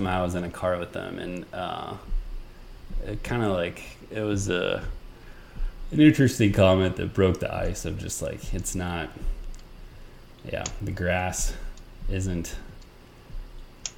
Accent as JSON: {"language": "English", "country": "United States", "tie": "born or raised there"}